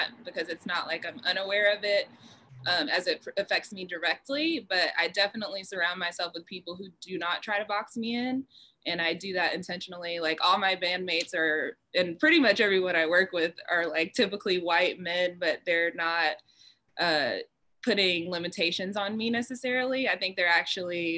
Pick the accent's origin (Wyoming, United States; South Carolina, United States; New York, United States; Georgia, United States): Georgia, United States; Cobb County, metro Atlanta; I grew up in the metro area. So if you're from out of town, I'd say I was from Atlanta, but I grew up in Cobb County.